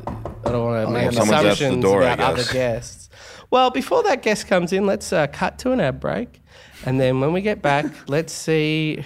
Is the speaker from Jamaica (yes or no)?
no; Melbourne, Victoria, Australia; I'm from Australia.